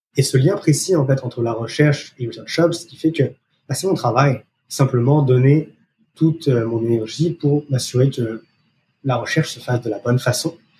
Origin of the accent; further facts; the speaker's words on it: France; accent: French; moved away as an adult; now in Montreal, Canada; français d'origine, vous pouvez entendre par mon accent, je suis installé euh, au Canada depuis plus de dix